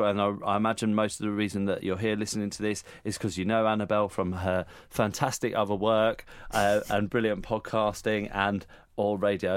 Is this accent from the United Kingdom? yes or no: yes; United Kingdom; we're British